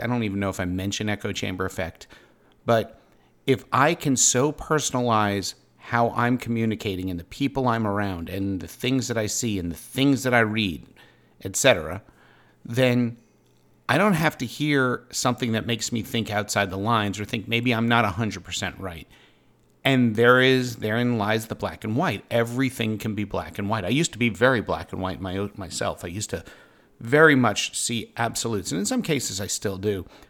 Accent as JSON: {"language": "English", "town": "Pittsboro", "region": "North Carolina", "country": "United States", "tie": "born or raised there", "said": "my hometown"}